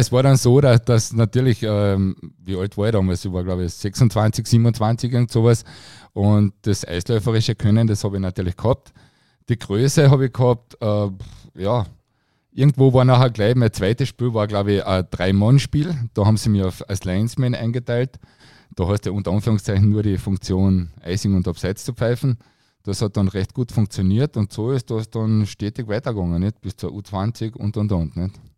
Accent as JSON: {"language": "German", "region": "Carinthia", "country": "Austria", "said": "für mich als Kärntner"}